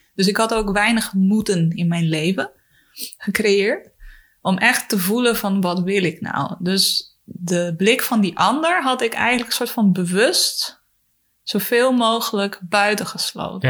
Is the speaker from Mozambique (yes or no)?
yes; Mozambique; moved away; also born or lived in Chile; ik ben opgegroeid in Mozambique, in Afrika.